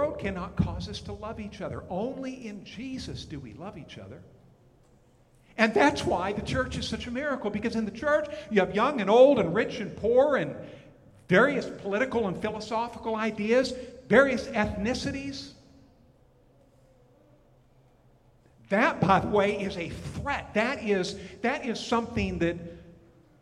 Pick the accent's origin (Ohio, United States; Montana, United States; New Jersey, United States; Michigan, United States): Montana, United States; moved away as an adult; also born or lived in Texas / Oklahoma; I'm from Montana, but we served, Paula and I did, in Texas for a number of years in Oklahoma